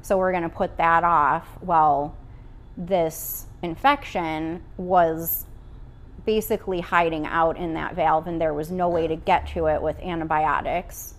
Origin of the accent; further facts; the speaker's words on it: Oswego, United States; moved away as an adult; also born or lived in Chicago / Iowa; I was born and raised in Oswego, uh, back here after a couple years in Chicago and then a couple years in Iowa